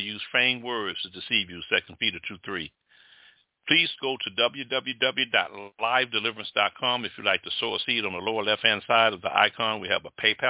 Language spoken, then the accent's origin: English; Jamaica; I'm Jamaican